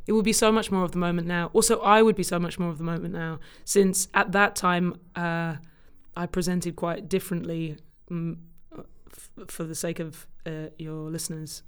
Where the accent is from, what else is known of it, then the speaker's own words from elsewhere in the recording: Cambridge, East of England, United Kingdom; moved away as an adult; also born or lived in London; now in New York, United States; I grew up in Cambridge, in the U K